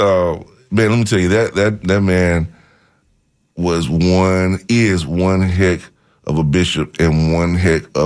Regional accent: Bethlehem, United States; only one person that I grew up with in Bethlehem, me, that actually became a pastor.

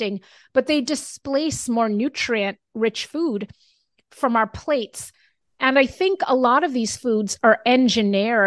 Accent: Jamaica; moved away; I was brought up in Jamaica.

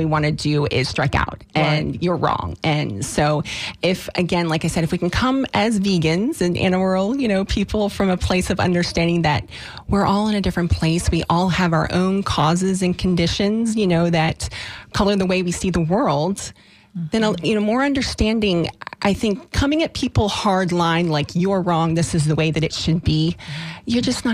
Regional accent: Deep South, United States; I was actually incredibly poor when I was a child, growing up in the Deep South

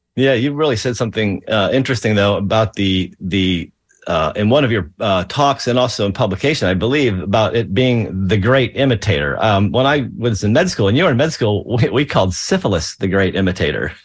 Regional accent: Pennsylvania, United States; I'm from Pennsylvania

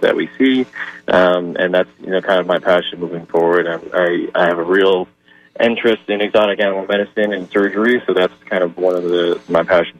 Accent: New York City, New York, United States; moved away as an adult; now in St. Petersburg, United States; my hometown of Staten Island, New York

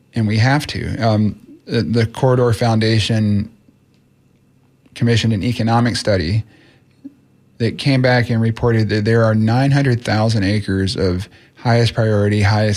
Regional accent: Clearwater, Florida, United States; I grew up in Clearwater

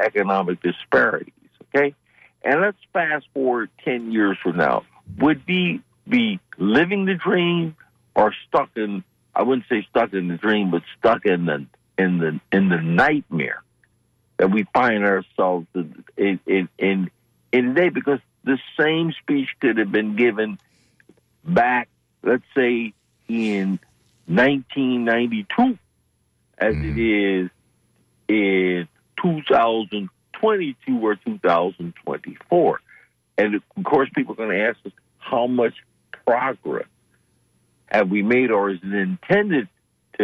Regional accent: Detroit, Michigan, United States; I grew up in Detroit

